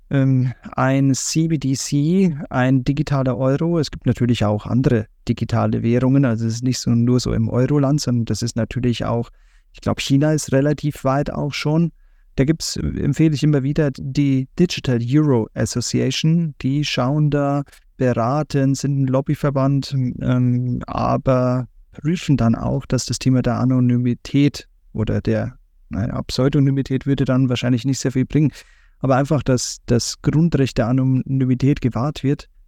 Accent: Brandenburg, Germany; moved away; ich komme ja gebürtig aus Brandenburg

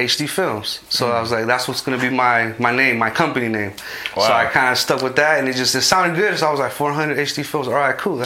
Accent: Modesto, California, United States; I grew up in Modesto, east side of Modesto, a neighborhood called Airport. I grew up there basically

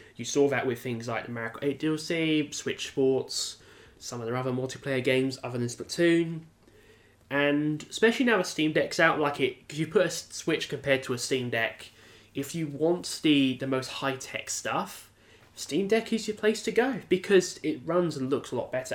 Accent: United Kingdom; a British person

